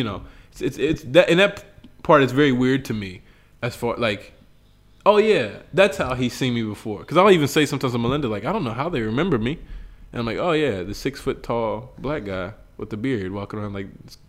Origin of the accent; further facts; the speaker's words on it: West Virginia, United States; moved away as an adult; now in Bolivia; my whole life, I grew up in West Virginia.